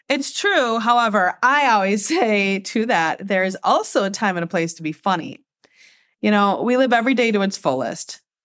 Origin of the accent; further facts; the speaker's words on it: Michigan, United States; I was born and raised here in America. Uh, actually, in Michigan, the same state